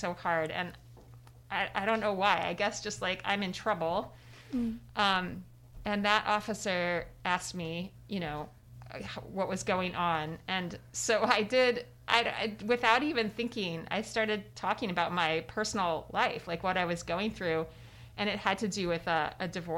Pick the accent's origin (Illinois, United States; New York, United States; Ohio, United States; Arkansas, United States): Illinois, United States; Decatur; my hometown of Decatur, Illinois